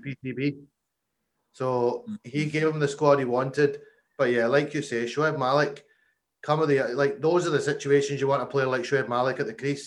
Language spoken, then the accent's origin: English; Scotland, United Kingdom; We're Scottish